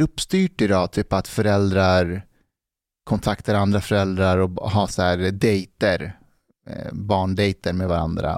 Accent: Älta, Stockholm County, Sweden; när jag växte upp i Älta

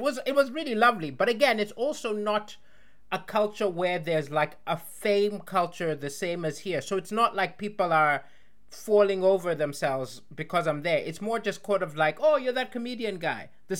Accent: Malawi; in Malawi, my home country.

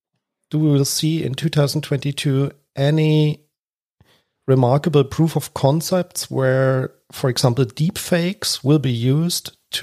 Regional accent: Germany; because I'm from Germany.

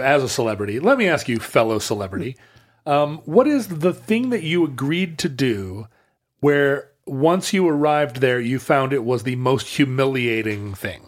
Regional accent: United States; as an American kid watching Monty Python in the late seventies and eighties

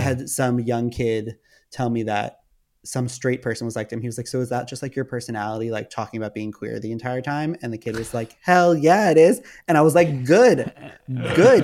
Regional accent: Westchester, New York, United States; moved away as an adult; also born or lived in Manhattan / Los Angeles; I grew up in Westchester, which is just outside of the city.

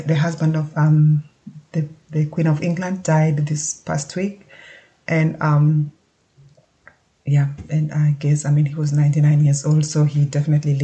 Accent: Kenya; also born or lived in Nairobi / London, United Kingdom; now in Germany; as someone who was born and brought up in Kenya

